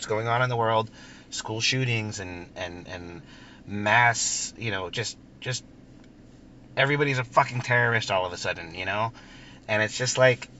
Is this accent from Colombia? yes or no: yes; Colombia; moved away; I was born in Colombia